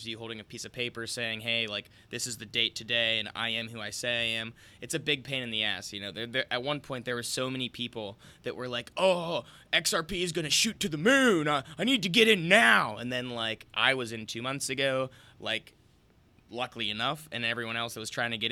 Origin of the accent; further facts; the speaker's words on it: United States; speaking as an American